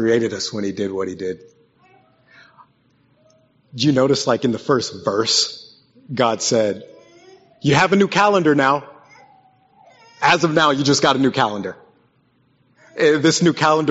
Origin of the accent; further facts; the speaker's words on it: West Virginia, United States; I grew up in West Virginia, so they taught us about the Hatfields and McCoys